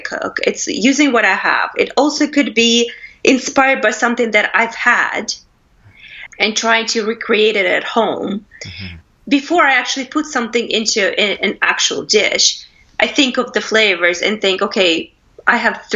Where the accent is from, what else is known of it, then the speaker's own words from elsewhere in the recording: Russia; moved away as an adult; also born or lived in United States / Canada / Philippines; now in England; I am originally from Russia. I was born and raised there. I left in the 90s to go to college in the States.